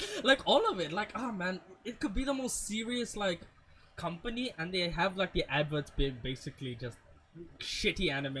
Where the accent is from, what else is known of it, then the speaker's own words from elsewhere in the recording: India; We're Indian and broke.